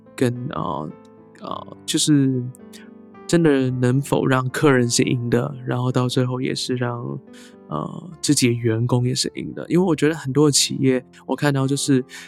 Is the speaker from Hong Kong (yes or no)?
yes; Hong Kong; first language Cantonese; Chinese is a second language; now in Taiwan; 我虽然在香港出生，那我固然我的母语严格来说应该是粤语啦，广东嗯哼话